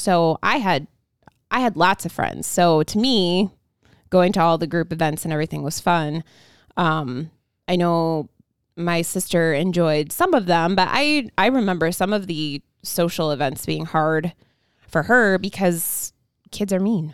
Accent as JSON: {"language": "English", "region": "Indiana", "country": "United States", "tie": "born or raised there", "also_born_or_lived": "Ohio", "said": "moved over to Indiana from Ohio when I was one and started going to a church"}